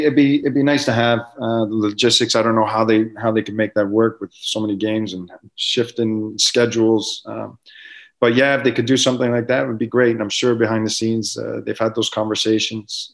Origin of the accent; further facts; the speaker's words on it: Canada; as a Canadian footballer